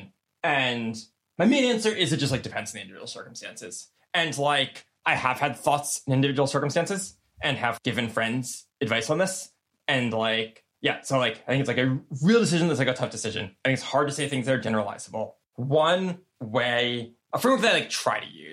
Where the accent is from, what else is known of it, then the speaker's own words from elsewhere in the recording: United States; I'm like really privileged and lucky as like an American